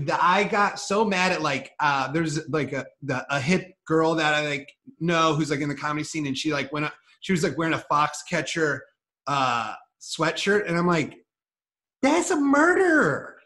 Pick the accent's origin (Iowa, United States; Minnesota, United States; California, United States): Iowa, United States; No, like, see, we grew up in Iowa where wrestling, like he's a wrestling coach now, and we grew up wrestling